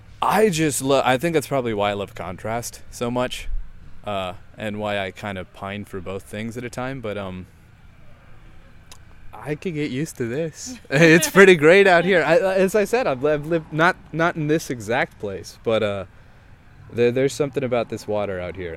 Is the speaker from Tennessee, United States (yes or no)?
no; Baltimore, Maryland, United States; So growing up in Baltimore, because my dad and stepmother, and I have to do all the delineations, as joint custody, so I actually lived in two different places.